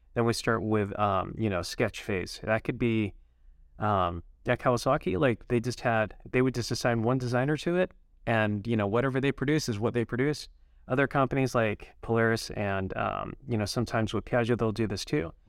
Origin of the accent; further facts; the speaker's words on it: Utah, United States; also born or lived in Holladay, Utah; born and raised in Utah.